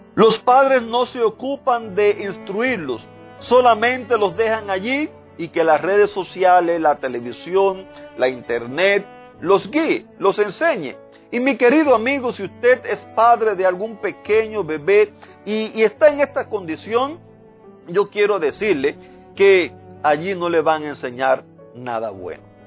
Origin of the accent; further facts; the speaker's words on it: Cuba; moved away; en el lugar donde nací, allá en Cuba, en, el vecindario donde me crié